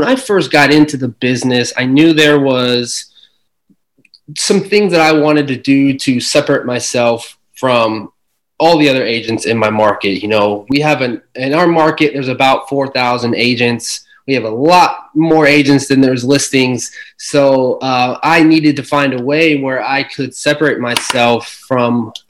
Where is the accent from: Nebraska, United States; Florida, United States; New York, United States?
Nebraska, United States; Omaha; I'm from Omaha, Nebraska